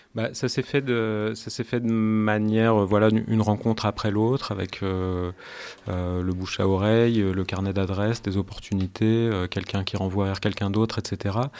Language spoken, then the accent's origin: French; Grenoble, Auvergne-Rhône-Alpes, France; moved away as an adult; now in Paris, France; je suis originaire de Grenoble, je suis artiste sonore, mais je suis originaire de Grenoble et je vis depuis euh, 10 euh, ans à Paris